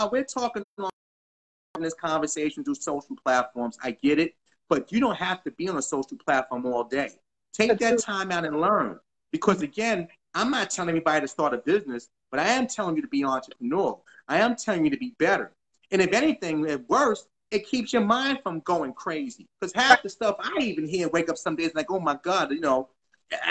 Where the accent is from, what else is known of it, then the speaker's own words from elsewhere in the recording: New York City, New York, United States; I'm from New York. Like, we're both from New York. We're both from the Bronx